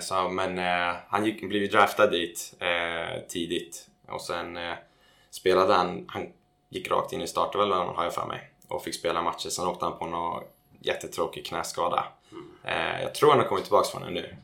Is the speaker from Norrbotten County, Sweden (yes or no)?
no; Täby, Stockholm County, Sweden; also born or lived in United States; mina grabbar hemma i Täby